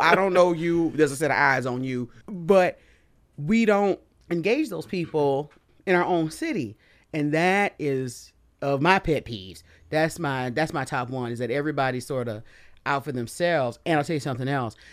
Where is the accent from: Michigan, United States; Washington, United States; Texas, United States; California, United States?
Michigan, United States; Detroit; I grew up here and I spent summers in Georgia, but I grew up in Detroit